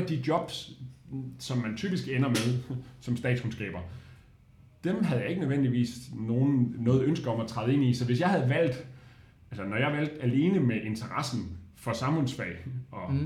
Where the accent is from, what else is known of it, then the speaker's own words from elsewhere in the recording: Odense, Southern Denmark, Denmark; moved away as an adult; now in Aarhus, Denmark; jeg er vokset op i Odense